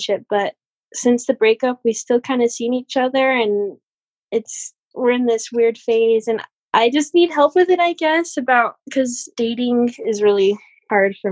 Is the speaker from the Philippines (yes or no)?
no; Utah, United States; I'm from Utah. And so I've grown up in a very, like, marriage-centered culture